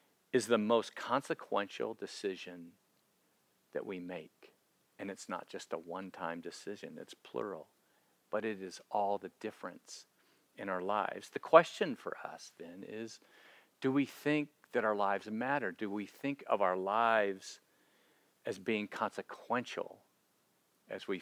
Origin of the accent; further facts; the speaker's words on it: Florida, United States; growing up in Florida